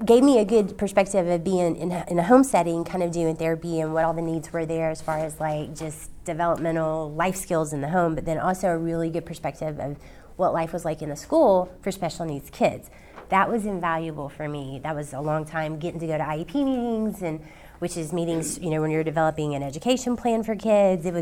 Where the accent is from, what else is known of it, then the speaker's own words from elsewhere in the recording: Nashville, Tennessee, United States; I grew up here in Nashville